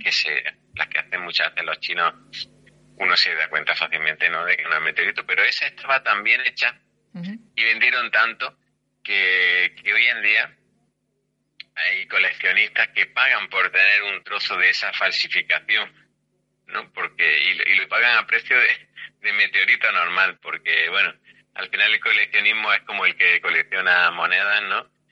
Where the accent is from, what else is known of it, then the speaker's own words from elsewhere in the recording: Granada, Andalusia, Spain; somos de Granada